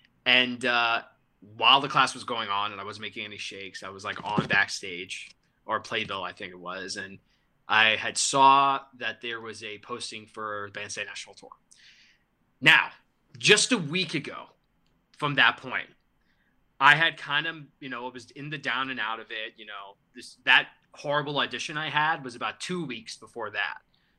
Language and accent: English; New York, United States; now in Austin, United States; I'm from New York, but I'm currently living in Austin, Texas. I'll be moving back to New York at the end of the month